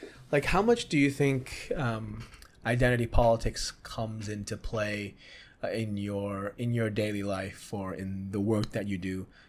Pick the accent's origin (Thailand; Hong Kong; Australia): Hong Kong; So I grew up in Hong Kong, right?